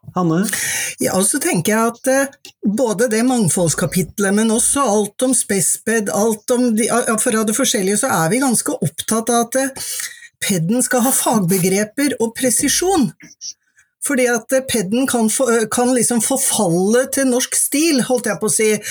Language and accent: Norwegian; Mjøndalen, Buskerud, Norway; Jeg er fra Mjøndalen, og det var ikke så mange der som tok høyere utdanning